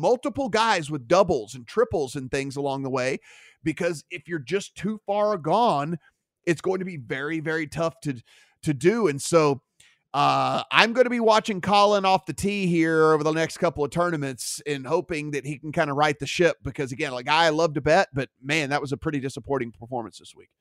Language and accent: English; Louisiana, United States; I'm from Louisiana